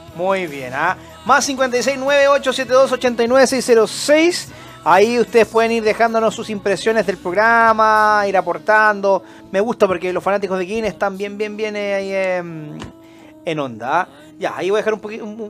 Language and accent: Spanish; Antofagasta, Chile; moved away as an adult; now in Santiago, Chile; yo, por ejemplo, soy del norte, yo soy de Antofagasta, vivo, claro, llevo ya 15, 17 años viviendo en Santiago